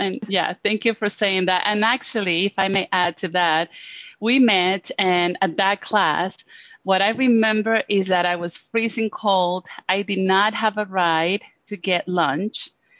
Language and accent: English; Venezuela; English is a second language; now in Boulder, United States; So I live in Boulder, Colorado. I was born in Venezuela. So you're going to notice an accent as I speak.